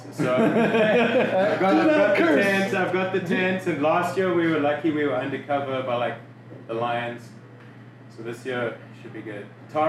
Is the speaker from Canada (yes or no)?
no; Cape Town, Western Cape, South Africa; now in Arizona, United States; No, I'm from Cape Town, South Africa.